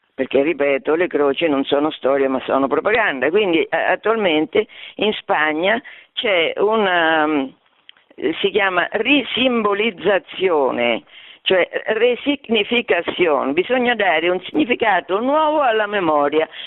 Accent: Fabriano, Marche, Italy; nelle Marche, che è la mia regione, perché io sono di Fabriano

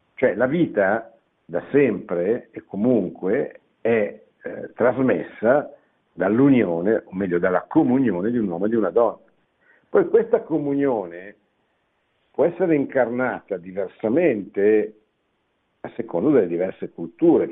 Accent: Italy; sono nato in Italia

